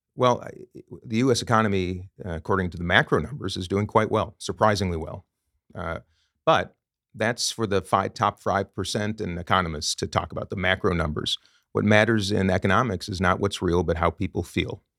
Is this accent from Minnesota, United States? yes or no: yes; Minnesota, United States; also born or lived in Saint Paul, Minnesota; was raised in Minnesota, my home state